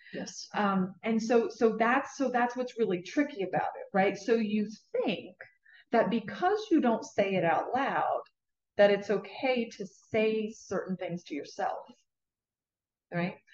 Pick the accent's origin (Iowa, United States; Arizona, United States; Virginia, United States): Virginia, United States; Southwest; moved away; also born or lived in Leesburg, Florida; I was born in Southwest Virginia in a very, very rural area in Appalachian Mountains